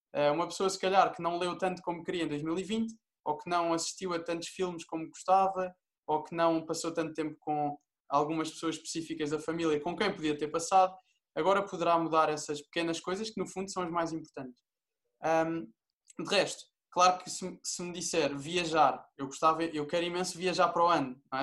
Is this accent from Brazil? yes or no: no; Portugal; eu sou português